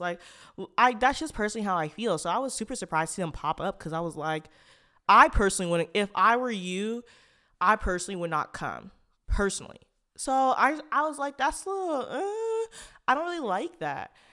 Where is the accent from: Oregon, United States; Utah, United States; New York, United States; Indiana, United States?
Oregon, United States; Portland; a Black person who's from Portland, Oregon